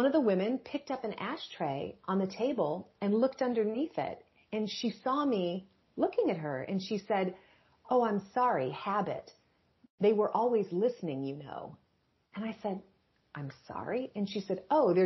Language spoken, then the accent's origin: English; Michigan, United States; now in Nashville, United States; I live in Nashville, Tennessee, but I'm originally from Michigan